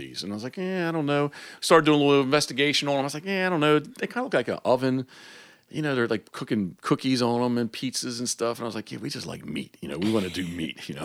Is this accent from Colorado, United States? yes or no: no; Havre de Grace, Maryland, United States; I was born in Harvard Grace, so the, you know, the decoy capital of the world